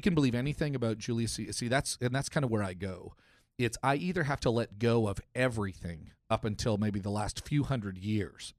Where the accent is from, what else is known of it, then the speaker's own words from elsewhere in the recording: Canada; I grew up in Canada